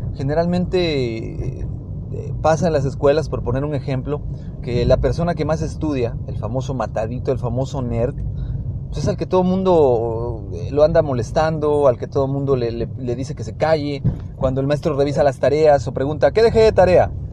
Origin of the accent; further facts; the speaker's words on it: Mexico; como mexicanos